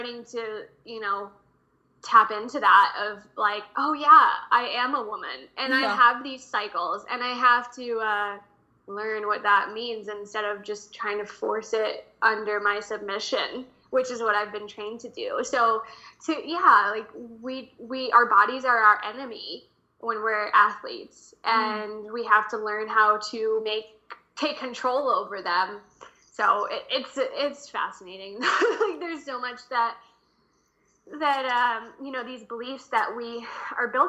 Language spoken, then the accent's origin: English; New Jersey, United States; moved away; also born or lived in New York City / Los Angeles; growing up in New Jersey